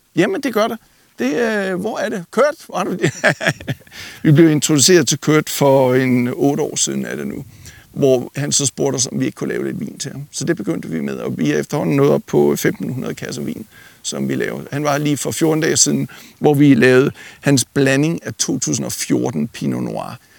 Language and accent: Danish; Denmark; moved away as an adult; now in United States; Født og opvokset i Danmark, uddannet i Danmark